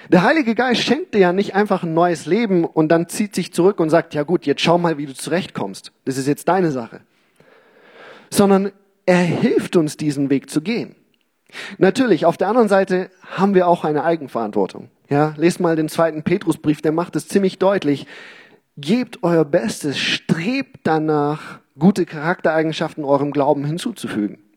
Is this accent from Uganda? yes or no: yes; Uganda; Okay, wir hatten in unserem Garten in Uganda, wo ich aufgewachsen bin, wir hatten da viele Fruchtbäume, Obstbäume auch, ähm, Mangos, Avocados, Zitronen und was weiß ich.